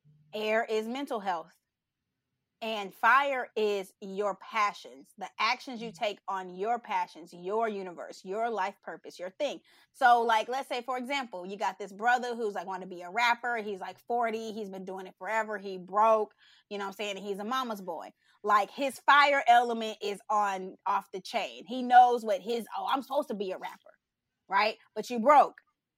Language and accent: English; Texas, United States; I'm from Texas. Yeah. Okay. H-Town, hold it down.